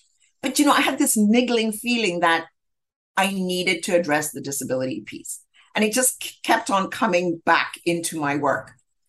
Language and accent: English; Zambia; And so I grew up in Zambia and was at a very early age aware of the ills of apartheid and discrimination.